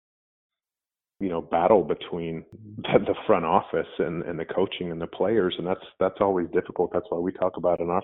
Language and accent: English; Anchorage, Alaska, United States; I grew up in Anchorage, Alaska